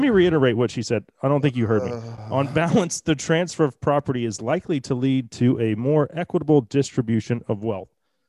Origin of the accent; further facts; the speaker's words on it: Texas, United States; born there; one county over in the county that I was born in Dallas County.